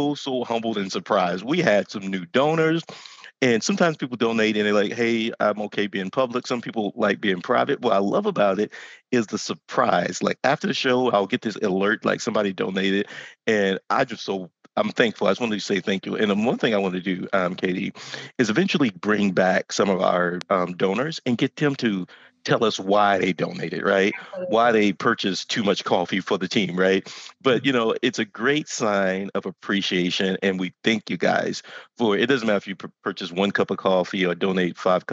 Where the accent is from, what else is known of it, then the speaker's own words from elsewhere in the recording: Texas, United States; I grew up in Texas.